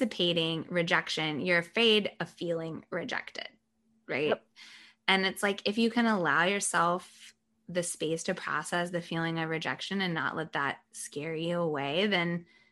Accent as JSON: {"language": "English", "region": "the South", "country": "United States", "tie": "born or raised there", "said": "I was born in the South. My family's all from the South"}